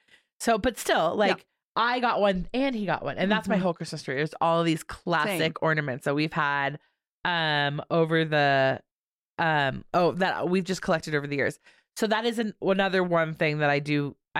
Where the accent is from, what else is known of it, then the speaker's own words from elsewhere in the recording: California, United States; No comment. I can't say it because I'm from California.